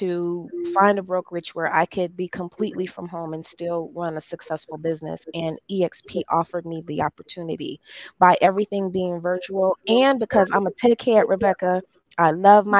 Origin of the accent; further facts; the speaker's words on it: Detroit, Michigan, United States; I take great pride in being from the city of Detroit.